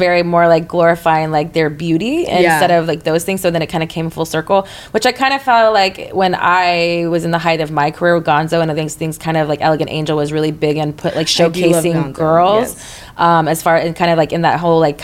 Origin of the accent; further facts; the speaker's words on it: Texas, United States; moved away; In my town, I'm from Texas